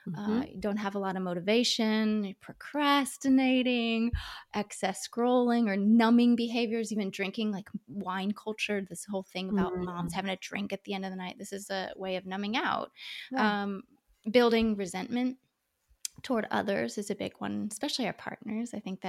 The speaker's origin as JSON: {"language": "English", "region": "Ohio", "country": "United States", "lives_now": "California, United States", "said": "We're from Ohio. We live in California now. And we're going back to Ohio in June"}